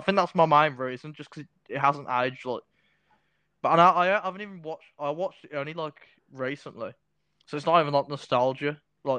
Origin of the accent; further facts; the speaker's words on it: United Kingdom; obviously I'm British, aren't I?